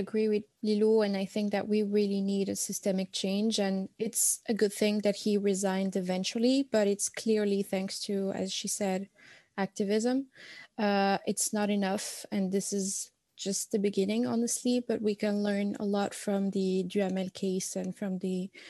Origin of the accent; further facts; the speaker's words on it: Morocco; moved away; also born or lived in Poitiers, France; I'm from Morocco